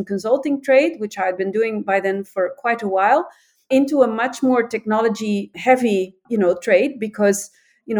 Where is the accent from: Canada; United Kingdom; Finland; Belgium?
Belgium; Antwerp, Flanders; I was born in Antwerp.